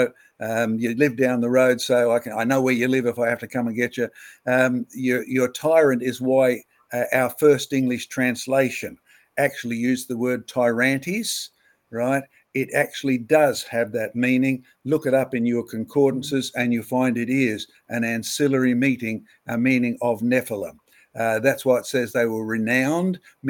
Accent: Australia; as an Australian

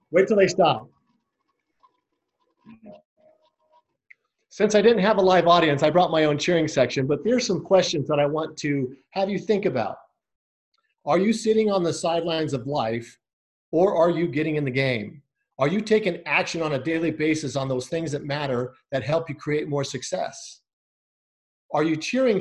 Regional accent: Scottsdale, Arizona, United States; I'm from Scottsdale, Arizona

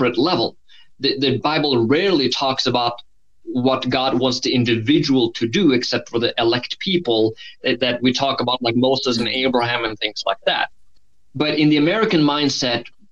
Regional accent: Norway; moved away; I have an accent. So I grew up in Norway. I've spent half my life there

